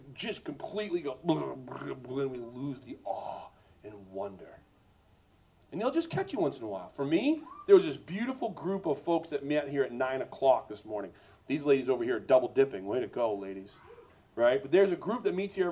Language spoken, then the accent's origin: English; East Coast, United States; We're all from the East Coast.